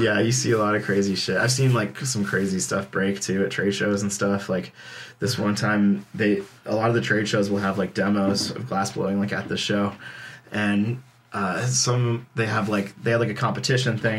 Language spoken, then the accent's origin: English; Burlington, Vermont, United States; growing up in Burlington